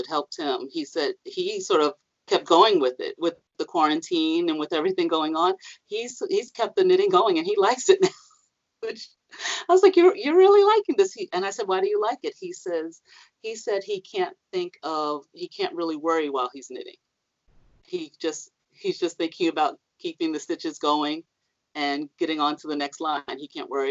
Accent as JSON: {"language": "English", "town": "New York City", "region": "New York", "country": "United States", "tie": "born or raised there", "said": "I grew up in Harlem"}